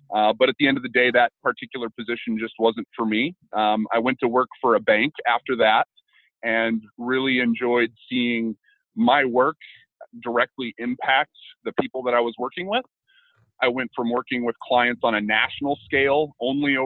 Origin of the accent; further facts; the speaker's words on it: Tigard, Oregon, United States; also born or lived in Southeast Portland / Milwaukie, Oregon; I was born and raised in Tigard, so I guess not directly in Portland, but spent my entire life here